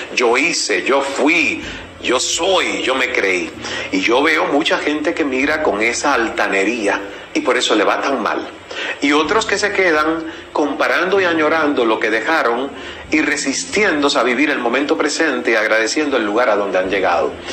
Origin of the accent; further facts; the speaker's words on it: Cuba; moved away as an adult; also born or lived in Canada / United States / Venezuela; Nací, crecí en Cuba, viví 28 años de mi vida en Cuba